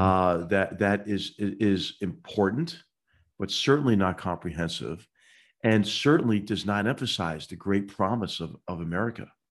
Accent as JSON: {"language": "English", "town": "Philadelphia", "region": "Pennsylvania", "country": "United States", "tie": "born or raised there", "moved": "yes", "said": "my hometown of Philadelphia"}